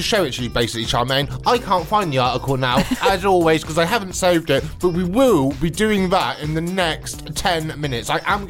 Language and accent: English; Wiltshire, South West England, United Kingdom; moved away as an adult; also born or lived in North Devon; When I first moved to sea, because I'm from Wiltshire originally, when I first moved to sea, this was in North Devon, and where I was living, I had a house overlooking the sea